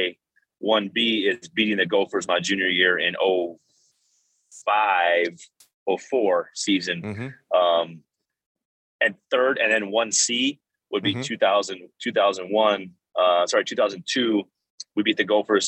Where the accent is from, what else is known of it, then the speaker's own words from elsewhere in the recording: South Dakota, United States; now in Minnesota, United States; I grew up in South Dakota.